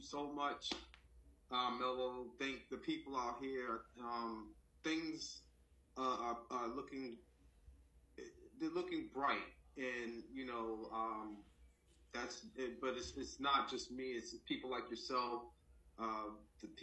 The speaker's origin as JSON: {"language": "English", "town": "Boston", "region": "Massachusetts", "country": "United States", "tie": "born or raised there", "said": "I'm just a little child growing up in Roxbury, Massachusetts."}